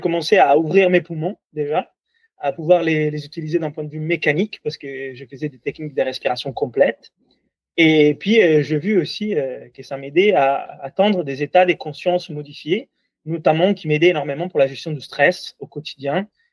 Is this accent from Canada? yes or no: no; Italy; accent: Italian; French is a second language; moved away; comme vous entendez de mon accent, je suis toulousain, ah non non, italien.